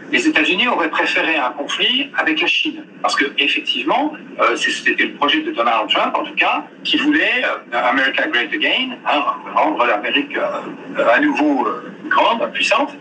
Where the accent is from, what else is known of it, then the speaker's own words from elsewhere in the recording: France; je suis français, je ne suis pas américain